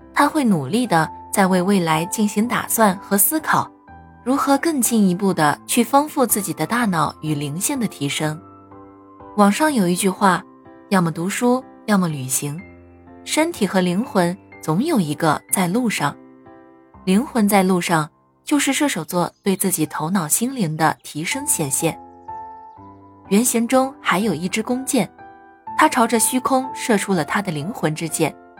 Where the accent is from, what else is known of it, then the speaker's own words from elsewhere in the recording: Inner Mongolia, China; 在我的家乡内蒙古